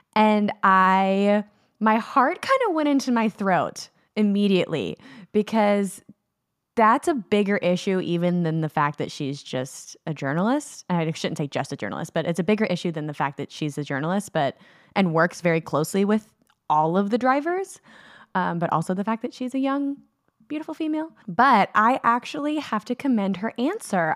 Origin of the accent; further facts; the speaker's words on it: United States; as an American watching British media